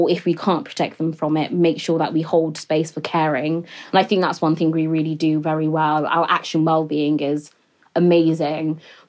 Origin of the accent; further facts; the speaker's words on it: Niger Delta, Nigeria; You know, I come from the Niger Delta region in Nigeria